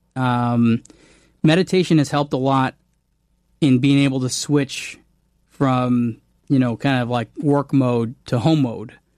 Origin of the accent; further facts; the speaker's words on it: Canada; I'm Canadian